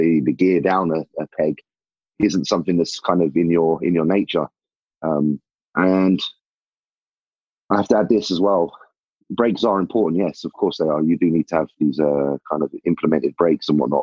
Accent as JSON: {"language": "English", "region": "England", "country": "United Kingdom", "said": "I'm a bodybuilder from England"}